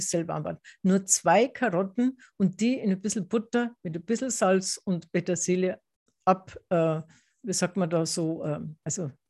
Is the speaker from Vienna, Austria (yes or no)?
no; Tyrol, Austria; Das habe ich jetzt nicht in Tirol, in meiner Heimat, gelernt.